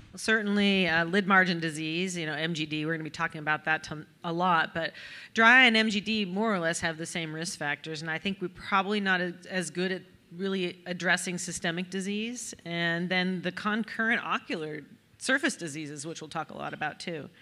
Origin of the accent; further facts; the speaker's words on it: Reno, Nevada, United States; now in Birmingham, Alabama, United States; we're both from Reno, Nevada